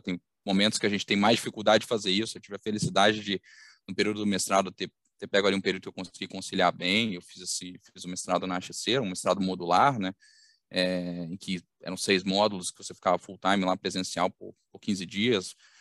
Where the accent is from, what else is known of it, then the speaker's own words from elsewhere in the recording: Belo Horizonte, Minas Gerais, Brazil; accent: mineiro; now in Rio de Janeiro, Brazil; eu vou começar pelo sotaque, vocês vão detectar em algum momento, mas eu sou mineiro, então sou, sou mineiro de Belo Horizonte